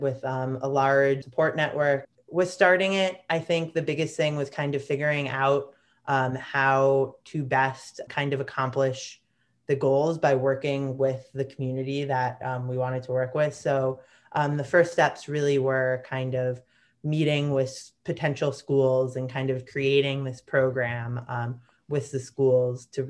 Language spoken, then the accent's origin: English; Chicago, Illinois, United States; Lake Michigan was such a big part of my childhood growing up in Chicago